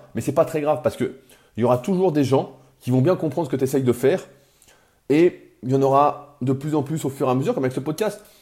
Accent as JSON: {"language": "French", "country": "France", "accent": "French", "said": "mon accent français"}